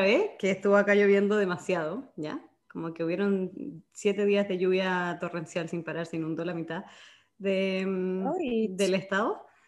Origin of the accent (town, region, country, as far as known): Chile